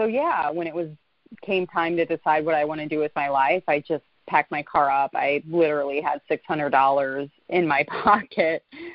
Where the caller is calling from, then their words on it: Los Angeles, California, United States; I'm dialing in from Los Angeles, California.